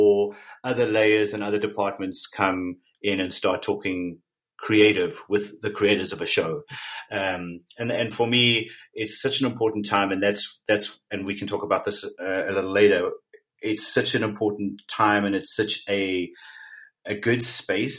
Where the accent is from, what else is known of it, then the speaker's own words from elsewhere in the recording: South Africa; I was born and raised in South Africa